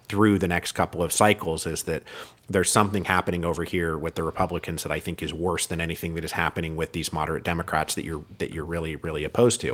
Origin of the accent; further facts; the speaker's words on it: Pacific Northwest, United States; also born or lived in Bellingham, Washington; I'm from the Pacific Northwest.